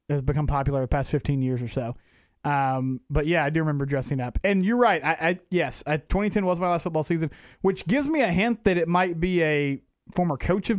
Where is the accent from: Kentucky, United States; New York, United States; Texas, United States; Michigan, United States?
Texas, United States; McGregor; That it's a hat representing my hometown, the Marietta Bulldogs.